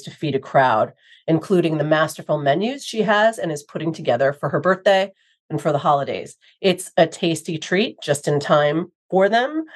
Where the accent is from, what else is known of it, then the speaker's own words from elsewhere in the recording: New York City, New York, United States; I'm a native New Yorker, too.